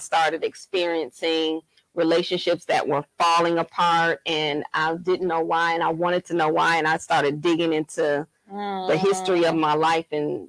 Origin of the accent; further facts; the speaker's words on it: Saginaw, Michigan, United States; moved away as an adult; also born or lived in Florida / Chicago; now in Atlanta, United States; I grew up in Saginaw, Michigan. And of course, that's Michigan at the time. During the time I grew up, that was the age of the car